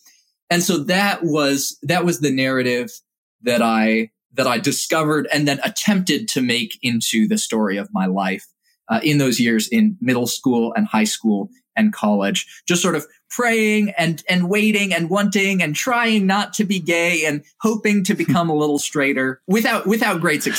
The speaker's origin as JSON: {"language": "English", "country": "Indonesia", "tie": "born or raised there", "said": "I was grateful for having grown up in Indonesia and having grown up with a very selected subset of cultural attitude."}